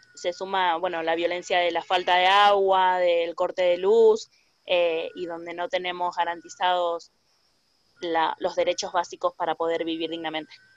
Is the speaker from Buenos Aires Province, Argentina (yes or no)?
no; Rosario, Santa Fe, Argentina; soy vecina del barrio Los Pumitas de Rosario